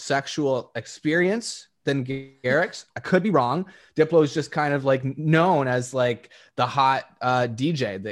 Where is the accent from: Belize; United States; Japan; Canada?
Canada; Niagara Falls, Ontario; I was born and raised in Niagara Falls